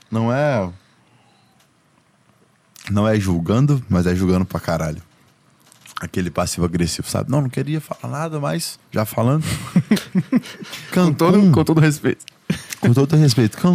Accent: Goiás, Brazil; Pô, eu vim do interior de Goiás

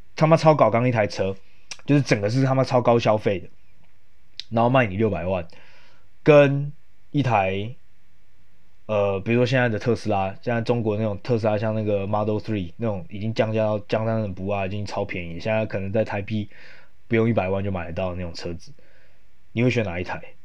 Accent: Yilan County, Taiwan; 因为我本身是宜兰人

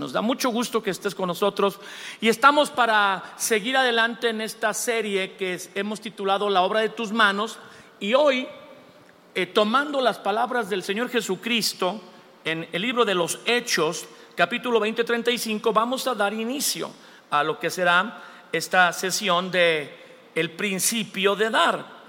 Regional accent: Mexico; nosotros somos mexicanos aquí, somos la raza del maíz

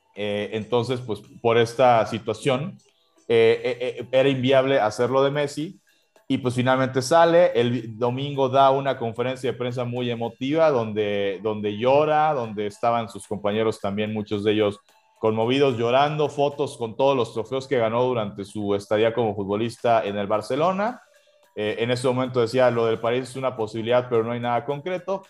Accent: Mexico; somos un país, somos, somos una nación

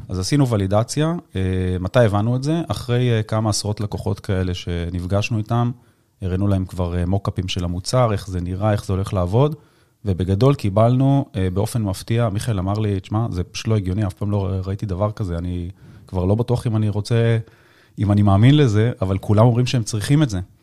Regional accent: the Krayot, Haifa District, Israel; אני במקור מהקריות

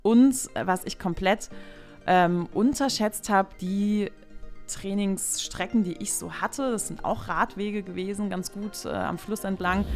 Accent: Bad Kreuznach, Rhineland-Palatinate, Germany; ich komme auch gebürtig aus Bad Kreuznach

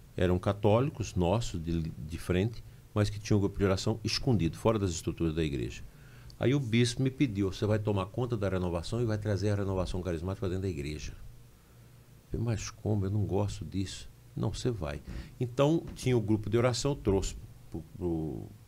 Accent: Campinorte, Goiás, Brazil; also born or lived in Mara Rosa, Goiás; now in Formosa, Brazil; Eu nasci no município de Mara Rosa, mas cresci em Campinorte.

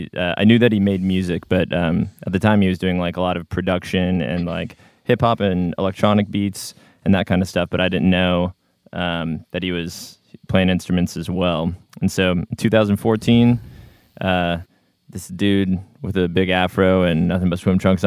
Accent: Seattle, Washington, United States; moved away as an adult; now in Portland, United States; I'm born and raised in Seattle, Washington.

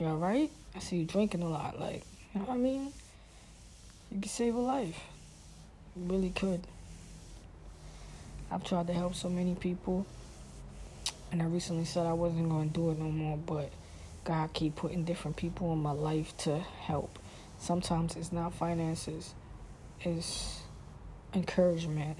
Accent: New York City, New York, United States; when I grew up in Brooklyn

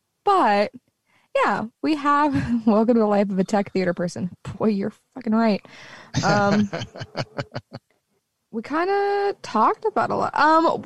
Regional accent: Southern US, United States; accent: Southern; I have a slight twinge of a Southern accent

